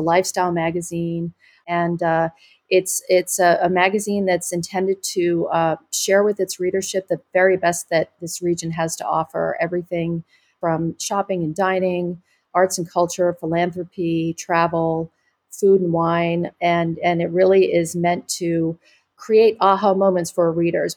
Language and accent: English; New York, United States; now in Ventura County, United States; I'm a New Yorker originally